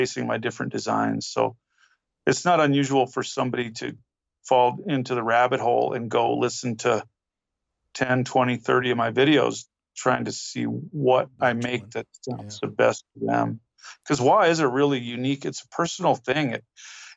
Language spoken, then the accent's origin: English; rural northern New Mexico, United States; we moved to New Mexico when I was a little kid, and we lived in rural northern New Mexico.